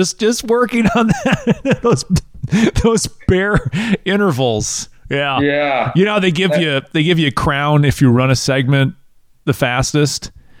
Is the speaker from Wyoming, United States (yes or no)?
no; Wisconsin, United States; now in Tennessee, United States; I'm originally from Wisconsin and moved down to Tennessee. And yeah, I don't have a accent. I still talk like I'm from Wisconsin.